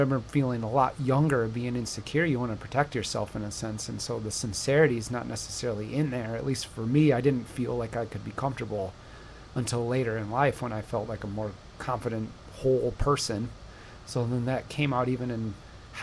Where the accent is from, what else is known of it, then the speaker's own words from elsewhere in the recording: Buchanan, Michigan, United States; we grew up in Buchanan